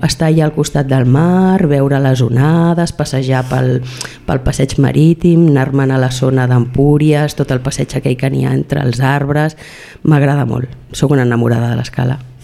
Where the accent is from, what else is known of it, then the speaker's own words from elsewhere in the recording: Montmeló, Catalonia, Spain; also born or lived in Granollers; Jo vaig néixer a Granollers perquè un Montmeló no es podia néixer, però realment sóc d'aquí de tota la vida